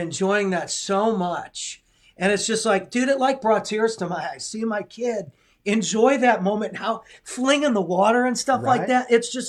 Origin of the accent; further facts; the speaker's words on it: St. Louis, Missouri, United States; I'm from St. Louis. I've left. I've come back to St. Louis before.